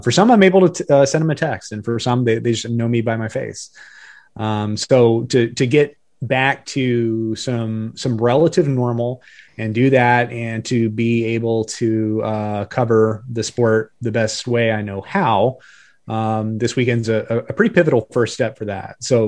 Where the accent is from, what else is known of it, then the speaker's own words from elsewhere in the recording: Daytona Beach, Florida, United States; now in Charlotte, United States; I grew up in Daytona, And it really wasn't until I moved here to the Charlotte area.